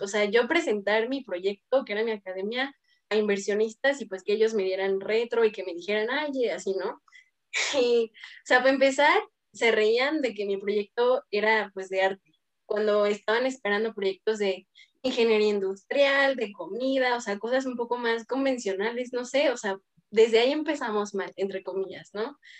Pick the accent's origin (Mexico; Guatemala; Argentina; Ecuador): Mexico; Toluca, State of Mexico; Soy de Toluca